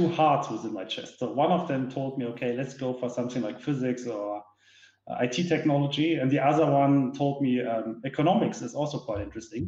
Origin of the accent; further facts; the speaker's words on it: Duisburg, North Rhine-Westphalia, Germany; now in Munich, Germany; I was born and raised in Duisburg, that's in the west part of Germany, right in the industrial heart. Currently, I'm living here in Munich.